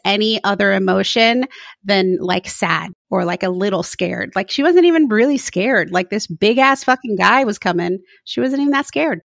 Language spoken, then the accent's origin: English; Florida, United States; moved away as an adult; now in San Mateo, United States; I never realized I was from Florida until I moved to the West Coast